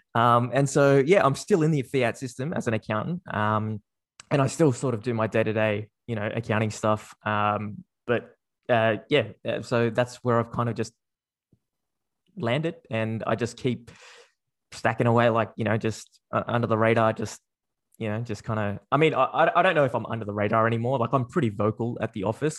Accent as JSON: {"language": "English", "town": "Sydney", "region": "New South Wales", "country": "Australia", "tie": "born or raised there", "said": "I was born and raised in Sydney. Uh, I've grown up there, uh, or here, um, for, for my entire life"}